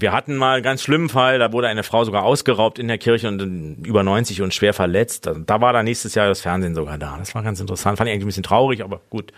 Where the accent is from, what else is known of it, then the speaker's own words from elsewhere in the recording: Berlin, Germany; now in Mainz, Germany; ich bin ja Berliner